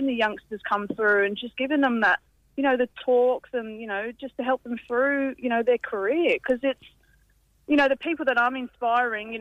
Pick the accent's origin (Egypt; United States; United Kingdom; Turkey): United Kingdom; England; being English